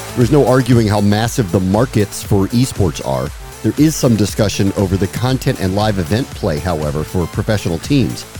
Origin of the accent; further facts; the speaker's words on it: Washington, District of Columbia, United States; Why DC? You picked my hometown